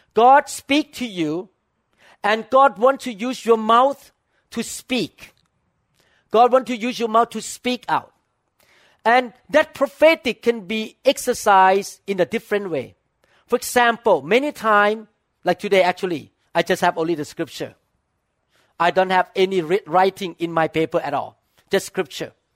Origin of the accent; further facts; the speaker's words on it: Thailand; moved away; I grew up in Thailand